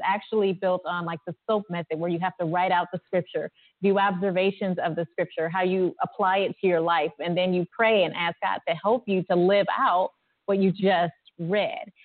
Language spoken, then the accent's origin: English; Ohio, United States; I'm from Ohio